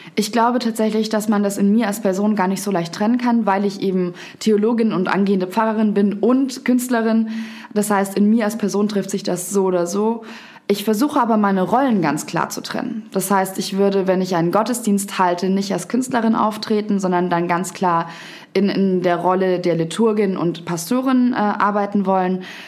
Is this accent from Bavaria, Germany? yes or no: yes; Garmisch-Partenkirchen, Bavaria, Germany; moved away as an adult; also born or lived in Munich; now in Berlin, Germany; Ich bin zuerst von meinem Heimatort, Garmisch-Partenkirchen heißt das, ähm, nach München gezogen und habe dort drei Jahre gelebt